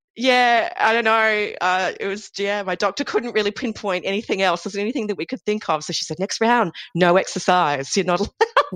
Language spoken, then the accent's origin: English; Sydney, New South Wales, Australia; moved away as an adult; also born or lived in Melbourne; I'm originally from Sydney and I moved to Melbourne to start a PhD with my then boyfriend, now husband